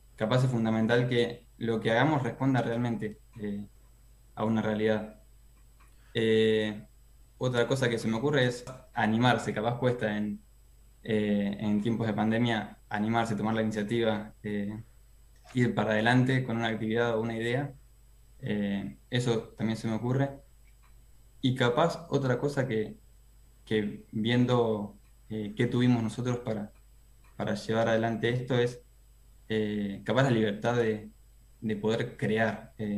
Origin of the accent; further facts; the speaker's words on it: Necochea, Buenos Aires Province, Argentina; moved away as an adult; now in La Plata, Argentina; soy de Necochea, pero bueno, estudio en la UNLP